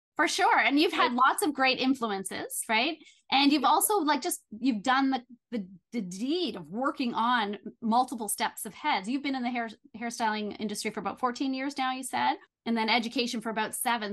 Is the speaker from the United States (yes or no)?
no; Belleville, Ontario, Canada; moved away as an adult; also born or lived in Toronto; I moved back to my hometown of Belleville